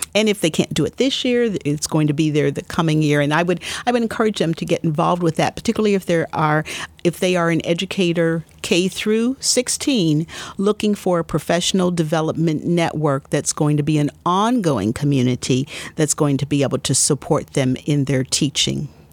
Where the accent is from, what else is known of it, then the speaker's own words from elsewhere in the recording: Columbus, Ohio, United States; I was born and raised here in Columbus, Ohio